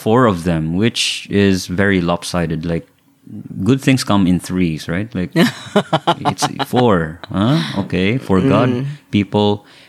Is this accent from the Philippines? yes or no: yes; Philippines; I'm Filipino